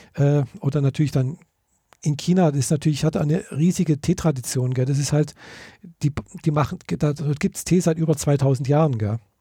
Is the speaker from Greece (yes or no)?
no; Germany; wie bei uns in Deutschland so üblich